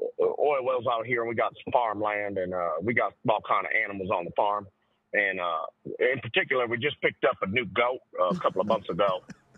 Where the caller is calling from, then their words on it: Fort Worth, Texas, United States; I'm calling in from Fort Worth tonight.